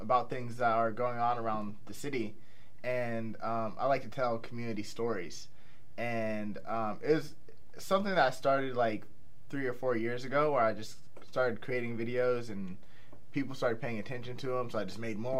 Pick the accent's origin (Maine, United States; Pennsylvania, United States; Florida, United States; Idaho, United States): Pennsylvania, United States; Pittsburgh; also born or lived in Indiana; I grew up, so I'm from Pittsburgh. I'm from the north side, and I grew up in the state of Indiana